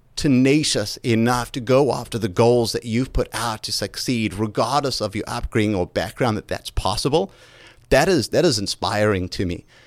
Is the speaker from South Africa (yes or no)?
yes; South Africa; moved away as an adult; now in United States; Growing up in South Africa